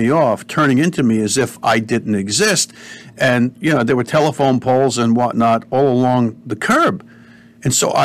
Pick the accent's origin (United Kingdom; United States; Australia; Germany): United States; Cedar Grove, New Jersey; also born or lived in Bloomfield, New Jersey; We moved from Bloomfield, New Jersey to Cedar Grove. It was still Essex County.